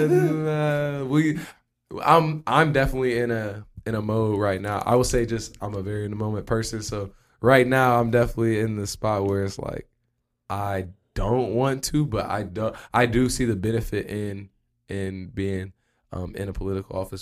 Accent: Springfield, United States; moved away as an adult; also born or lived in London; growing up in Springfield

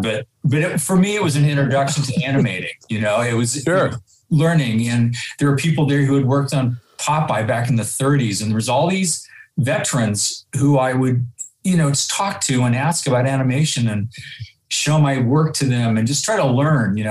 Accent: Santa Rosa, California, United States; born and raised in Santa Rosa

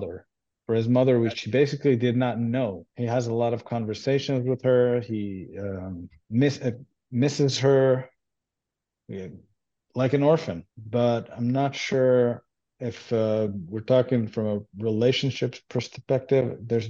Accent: Israel; first language Hebrew; English is a second language; And I grew up in Israel, and I grew up Jewish, and I speak Hebrew. That's my native language.

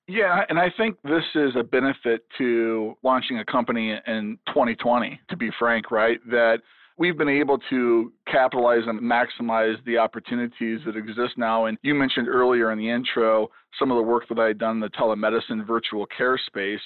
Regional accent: Chicago, Illinois, United States; now in Kansas City, United States; I grew up in the Chicago area

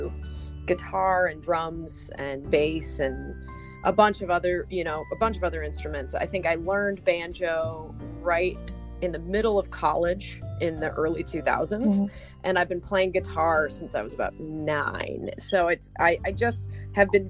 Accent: Denver, Colorado, United States; I'm from Colorado originally, and went to high school and middle school in Denver.

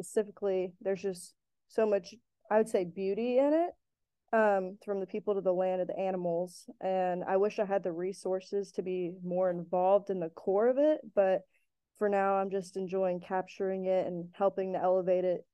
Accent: Joshua, Texas, United States; moved away as an adult; now in Fort Worth, United States; I now live in Fort Worth, but I'm from Joshua, Texas

